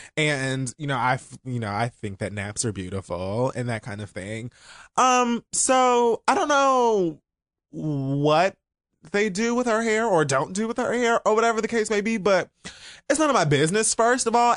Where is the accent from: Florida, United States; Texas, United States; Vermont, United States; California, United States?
Florida, United States; Miami; I'm from Miami